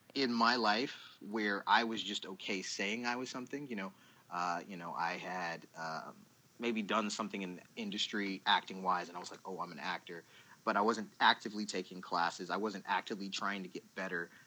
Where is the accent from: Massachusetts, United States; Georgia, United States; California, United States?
Georgia, United States; Douglasville; also born or lived in Columbus, Ohio; born in Columbus, Ohio, but Atlanta, Georgia has always been home. More specifically, Douglasville